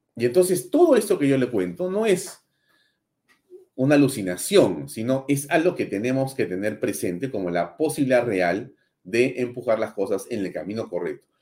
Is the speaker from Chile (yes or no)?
no; Peru; Soy orgulloso de ser peruano